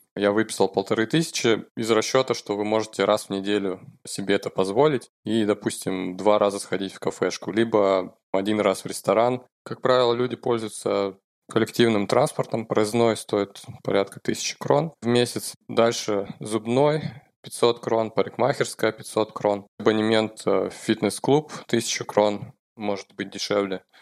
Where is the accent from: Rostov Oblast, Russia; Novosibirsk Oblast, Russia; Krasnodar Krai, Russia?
Novosibirsk Oblast, Russia; Novosibirsk; moved away as an adult; now in Oslo, Norway; я программист из Новосибирска. Я уже 10 лет живу в Осло, в Норвегии